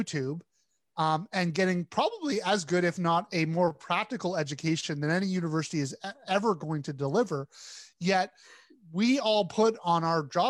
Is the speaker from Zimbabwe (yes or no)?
no; Canada; we're both Canadians.